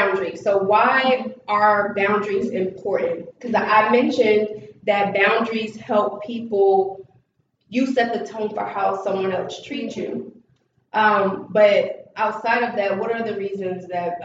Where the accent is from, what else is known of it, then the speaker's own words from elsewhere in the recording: New Jersey, United States; I'm obviously from New Jersey